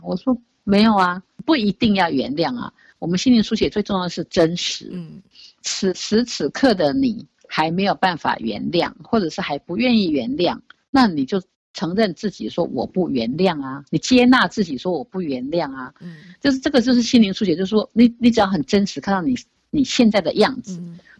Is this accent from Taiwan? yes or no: yes; Taiwan; 我们台湾 人，东方人